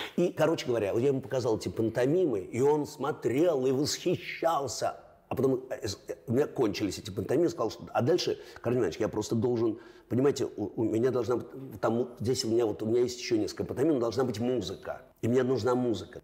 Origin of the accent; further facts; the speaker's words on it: Russia; also born or lived in Leningrad; я родом из Советского Союза